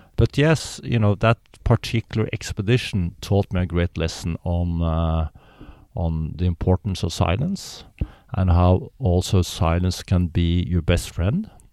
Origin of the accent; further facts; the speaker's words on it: Norway; I'm born in Norway, which is a very privileged so, society.